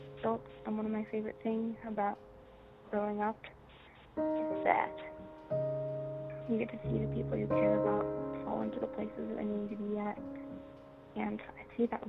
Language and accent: English; Oregon, United States; growing up in Oregon